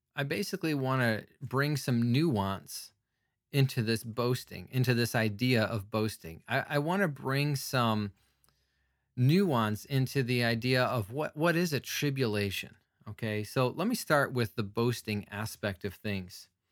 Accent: United States; I'm an American

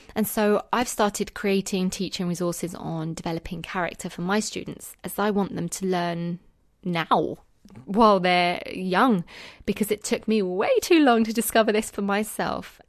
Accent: United Kingdom; accent: British; in the U K right now, where I am, obviously, if you couldn't tell from my accent.

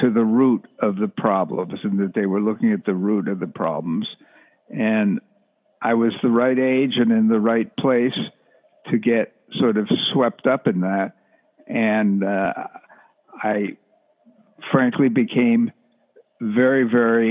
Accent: Rockland County, outside New York City, United States; also born or lived in New Jersey; I grew up outside New York City in a place called Rockland County

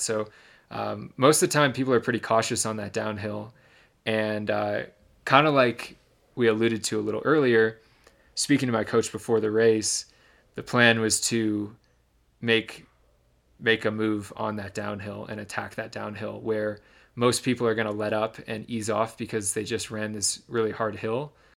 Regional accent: Michigan, United States; the town I grew up in Michigan

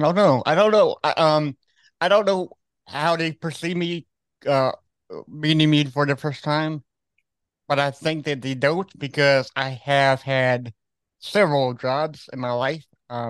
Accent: Austin, Texas, United States; born there; So it's I find amazing that you live in Dallas because I was born in Austin, Texas.

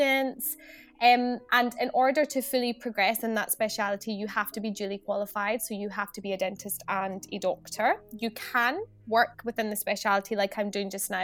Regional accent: Scotland, United Kingdom; moved away as an adult; also born or lived in Glasgow; now in England; I come from Scotland. I'm based down south now

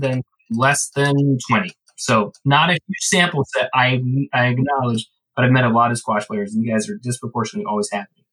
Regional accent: Ireland; I'm Irish. The famine was terrible for us

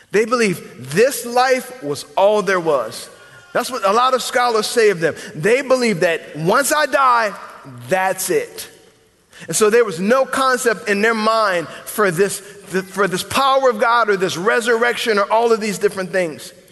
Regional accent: the South, United States; I'm a Christian because I'm from the South.

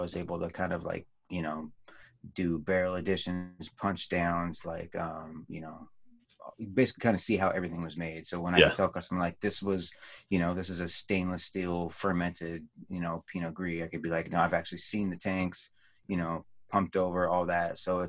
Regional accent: Oregon, United States; also born or lived in Phoenix; But I only lived there for maybe 2-3 months of my life. So I live in Oregon my whole life.

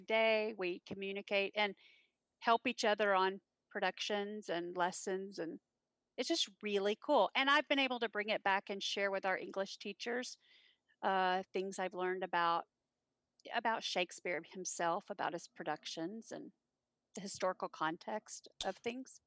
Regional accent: Granbury, Texas, United States; also born or lived in Fort Worth, Texas; I was born in Fort Worth. I was raised in Granbury, Texas

